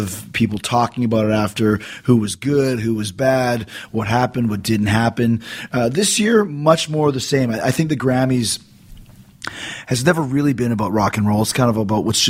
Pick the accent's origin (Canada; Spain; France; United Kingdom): Canada; I'm from Canada